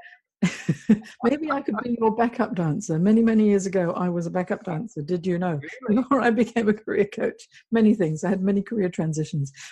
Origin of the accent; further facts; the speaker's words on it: Hong Kong; also born or lived in Singapore / United Kingdom; now in Sydney, Australia; I grew up in Hong Kong, and then now I've been in Sydney for 9 years